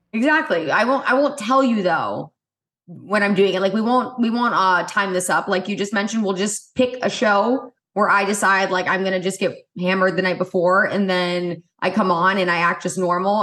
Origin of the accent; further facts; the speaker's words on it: Indianapolis, Indiana, United States; I grew up in Indianapolis